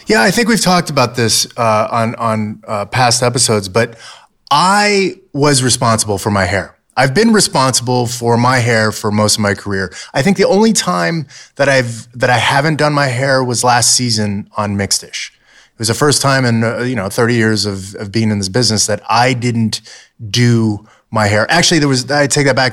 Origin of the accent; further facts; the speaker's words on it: Southern California, United States; growing up in Southern California